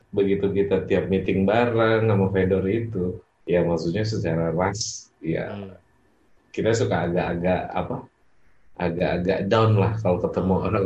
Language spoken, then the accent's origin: Indonesian; Pamulang, Banten, Indonesia; gue orang Pamulang gue masuk